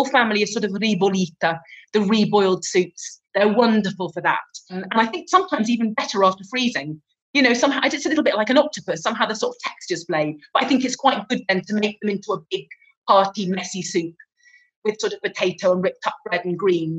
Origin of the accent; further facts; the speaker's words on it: England, United Kingdom; now in Italy; I'm English